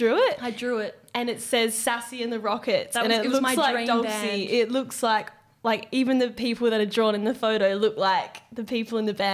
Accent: Dampier, Western Australia, Australia; now in Perth, Australia; I grew up in Dampier, which is quite a small town as well.

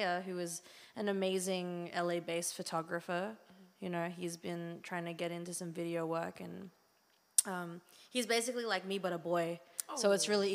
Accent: Sydney, New South Wales, Australia; moved away as an adult; also born or lived in Philippines; now in New York, United States; I was born in the Philippines, and then I moved to Sydney, Australia, when I was like a year and a half old, with my family. And, I mean, I was there for 18 years until I moved to New York.

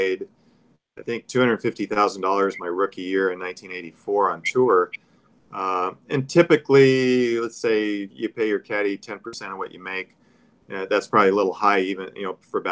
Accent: Oxnard, California, United States; I grew up in Oxnard and, you know, a small place

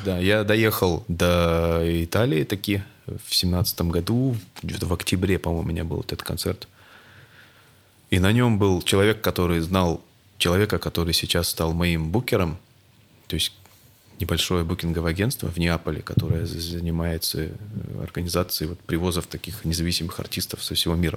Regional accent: Perm, Perm Krai, Russia; в моем родном городе Пермь

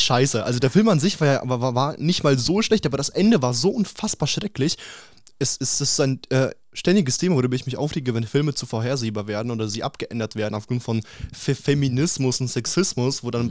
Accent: Russia; ich bin Russe

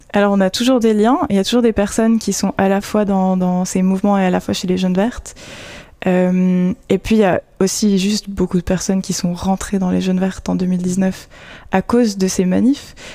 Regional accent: Vaud, Switzerland; moved away as an adult; also born or lived in Geneva; now in Fribourg, Switzerland; à la base je viens du canton de Vaud

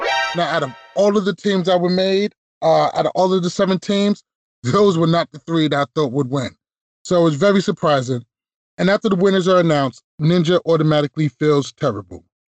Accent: New York, United States; as a New Yorker

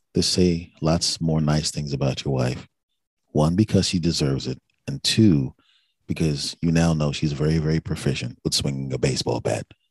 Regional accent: Philadelphia, Pennsylvania, United States; a person born and raised in Philadelphia

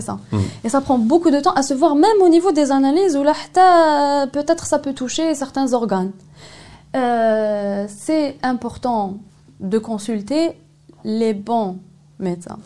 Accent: Algeria; chez nous en Algérie

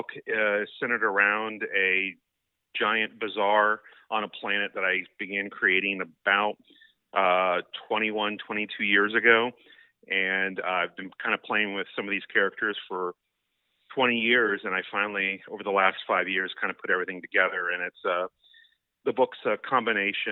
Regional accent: Seminole, Florida, United States; I'm from the Tampa Bay area in Florida. I grew up in Seminole

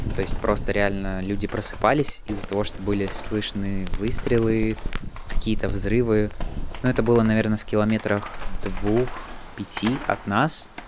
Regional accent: Latvia; подросток из Латвии

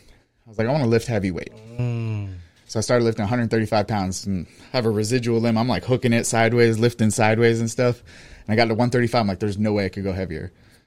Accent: Pompano Beach, Florida, United States; In Pompano.

